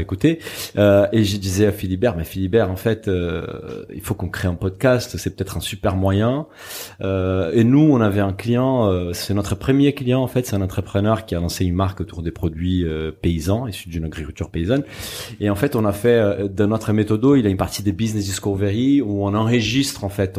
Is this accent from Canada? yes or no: no; Brazil; moved away; Je suis brésilien et je, suis ma famille en fait est d'origine portugaise